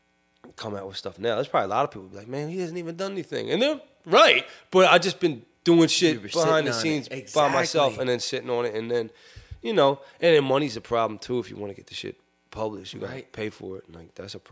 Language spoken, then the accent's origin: English; Sharon Hill, Pennsylvania, United States; I'm from Sharon Hill, and Sharon Hill's in Delco. I'm from Delco.